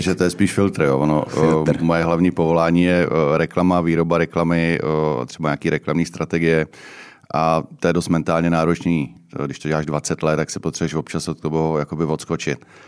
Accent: Ústí nad Labem, Ústí nad Labem Region, Czechia; já jsem asi nejstarší ústečák

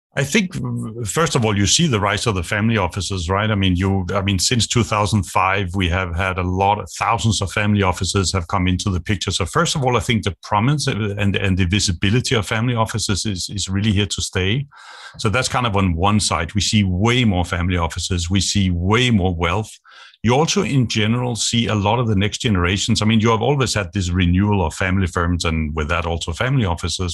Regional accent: Denmark; moved away as an adult; also born or lived in Asia; I grew up in Denmark. I'm Danish.

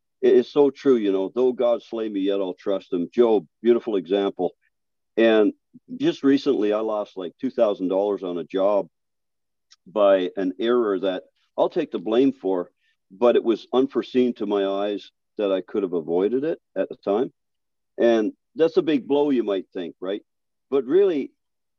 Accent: Newfoundland and Labrador, Canada; I'm from Newfoundland.

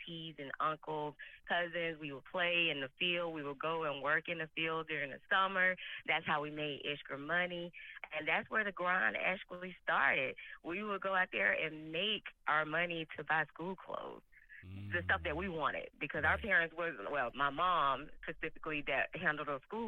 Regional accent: Mississippi, United States; now in Phoenix, United States; Growing up in Mississippi

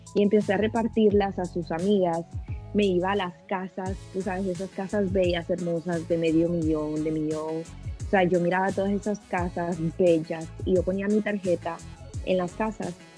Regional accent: El Salvador; now in United States; vengo de El Salvador, vengo de un país muy

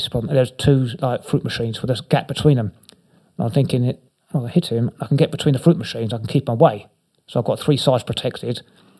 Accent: Inverness, Scotland, United Kingdom; born there; I was born up in Scotland, in Inverness

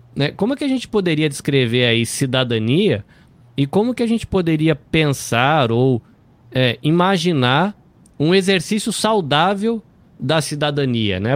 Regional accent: Brazil; como brasileiro

